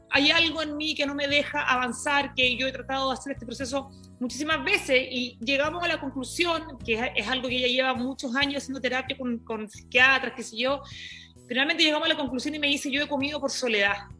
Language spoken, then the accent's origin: Spanish; Iquique, Tarapacá, Chile; moved away; Yo eh, vengo desde Chile, eh, me crié en Iquique, en un lugar eh, que era muy chiquito, una región de, de, Chile